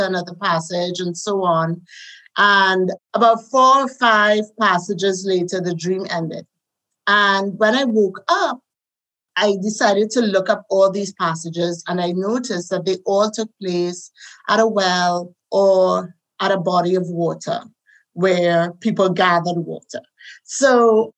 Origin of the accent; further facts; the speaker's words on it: Trinidad & Tobago; accent: Caribbean; moved away as an adult; also born or lived in Netherlands; now in Texas, United States; as you can hear, I have a Caribbean accent. I'm from the Caribbean island of Trinidad